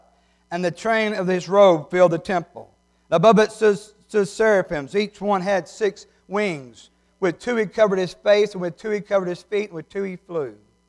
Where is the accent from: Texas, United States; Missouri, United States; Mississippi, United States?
Mississippi, United States; New Hebron; Now, you may say, those are not chandeliers. I'm from New Hebron. Anything like that is chandeliers.